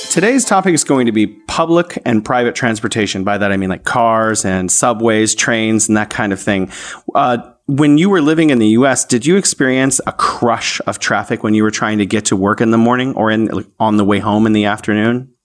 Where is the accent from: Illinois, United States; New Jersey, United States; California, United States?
California, United States; San Francisco; now in Wuhan, China; I am from San Francisco, California, in the United States, although I am now living here in beautiful Wuhan, China